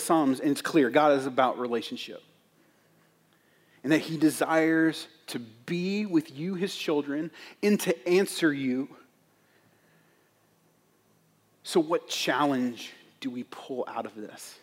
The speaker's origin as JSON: {"language": "English", "country": "United States", "said": "as an American Christian"}